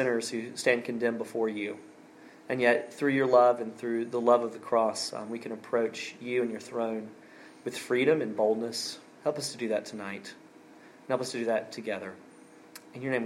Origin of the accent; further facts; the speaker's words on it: Alabama, United States; moved away; my home state of Alabama